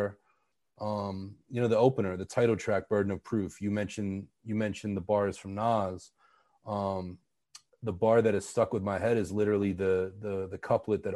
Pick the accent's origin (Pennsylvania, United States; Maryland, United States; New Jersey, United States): Pennsylvania, United States; Pittsburgh; my hometown of Pittsburgh